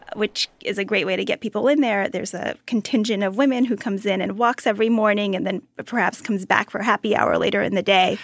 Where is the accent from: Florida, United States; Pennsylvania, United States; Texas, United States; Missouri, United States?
Texas, United States; Austin; I grew up in Austin, Texas